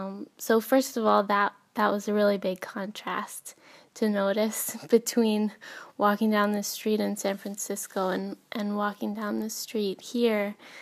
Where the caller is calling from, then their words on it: Helsinki, Uusimaa, Finland; Diana, this is …, and I am calling from Helsinki.